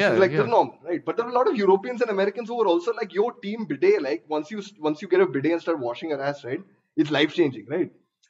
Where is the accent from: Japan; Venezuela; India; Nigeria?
India; we're Indian.